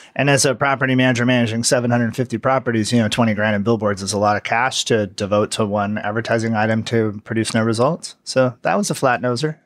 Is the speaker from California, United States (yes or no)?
yes; hometown of the Carr Fire, California, United States; the car fire was in my hometown